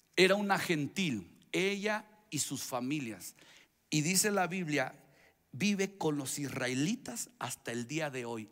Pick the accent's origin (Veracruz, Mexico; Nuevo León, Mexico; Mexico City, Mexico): Veracruz, Mexico; Soy, soy veracruzano